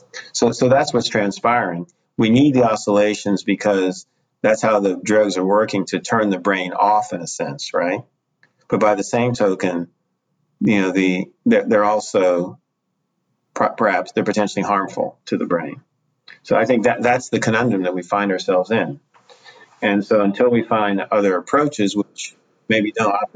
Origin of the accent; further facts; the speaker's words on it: United States; I'm not from here. I said, I'm from the U.S.